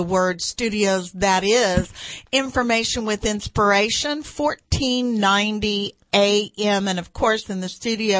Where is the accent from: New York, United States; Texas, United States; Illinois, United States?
Texas, United States; I'm pretty old, and I'm from Texas.